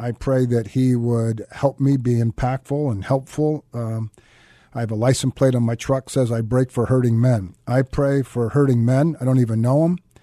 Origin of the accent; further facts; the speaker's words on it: Santa Clara, California, United States; I grew up in Santa Clara, California.